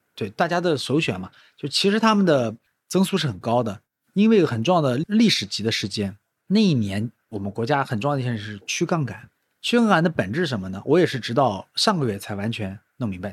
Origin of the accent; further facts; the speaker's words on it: Nanjing, Jiangsu, China; 我是个南京人嘛，然后大多数时候都生活在南京